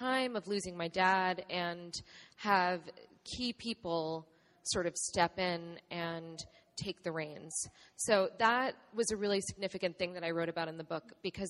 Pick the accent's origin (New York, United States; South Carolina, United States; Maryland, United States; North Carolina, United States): New York, United States; I grew up in New York